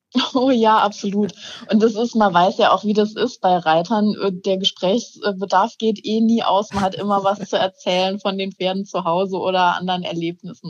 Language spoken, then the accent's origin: German; Saarland, Germany; ich komme aus dem Saarland